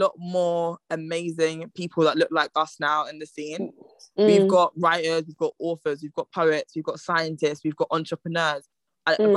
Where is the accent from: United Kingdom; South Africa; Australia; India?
United Kingdom; in the UK, as much as I've grown up here and it is quote-unquote home